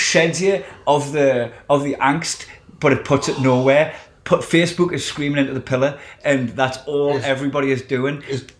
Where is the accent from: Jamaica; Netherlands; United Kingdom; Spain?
United Kingdom; North East England; now in Scotland; yeah, there is a bit of prejudice towards southern accents in Scotland. Like, I've always getting away with it being a Geordie.